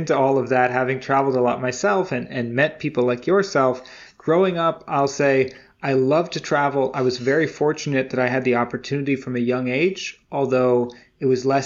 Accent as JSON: {"language": "English", "country": "United States", "tie": "born or raised there", "said": "growing up in America"}